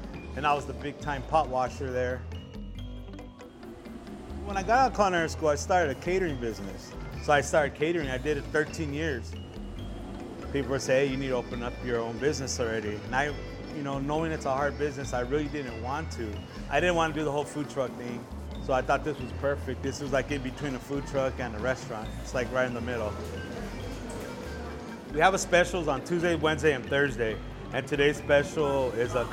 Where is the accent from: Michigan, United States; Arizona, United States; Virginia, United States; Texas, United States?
Arizona, United States; Tucson; I'm from Tucson, Arizona. I was born and raised here.